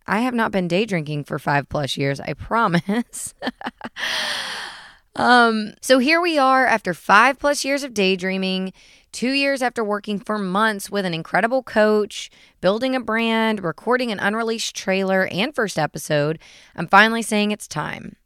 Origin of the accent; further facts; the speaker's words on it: Chattanooga, Tennessee, United States; I'm from Chattanooga, Tennessee, born and raised